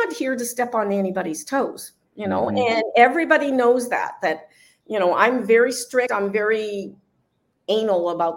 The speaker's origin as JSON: {"language": "English", "town": "Mazatlán", "region": "Sinaloa", "country": "Mexico", "tie": "born or raised there", "said": "all the kind of music that I grew up in Mazatlan"}